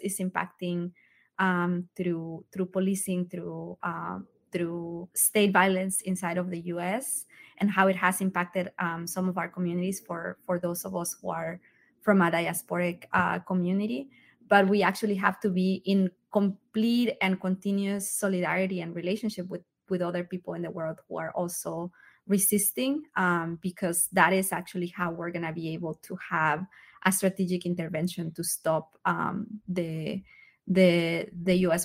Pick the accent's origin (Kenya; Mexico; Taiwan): Mexico; now in United States; I'm a migrant from Mexico myself